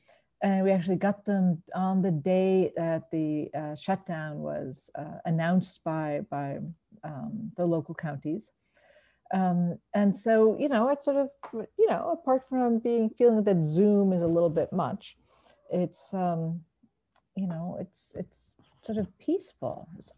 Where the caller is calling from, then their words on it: Stanford, California, United States; I'm calling in from California, near San Francisco in Stanford.